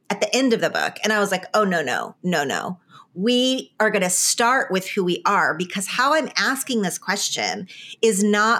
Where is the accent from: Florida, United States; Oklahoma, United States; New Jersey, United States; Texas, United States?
Oklahoma, United States; now in California, United States; I am from Oklahoma and I choose to live in California